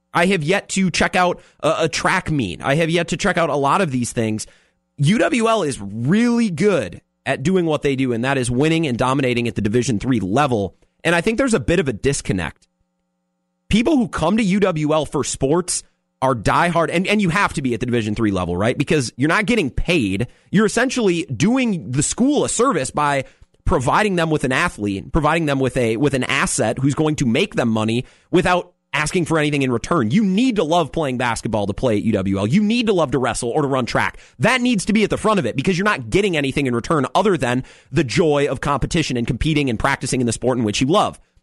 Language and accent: English; Menomonie, Wisconsin, United States; now in La Crosse, United States; I'm from Menominee.